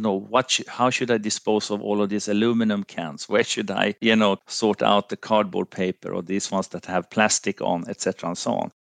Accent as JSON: {"language": "English", "country": "Finland", "also_born_or_lived": "Sweden", "moved": "as an adult", "said": "I'm from Finland, lived, uh, a long period also in, in Sweden"}